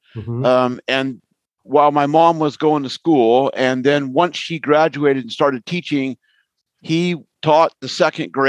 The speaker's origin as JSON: {"language": "English", "area": "Ventura County", "region": "California", "country": "United States", "tie": "born or raised there", "said": "I'm from the Ventura County area"}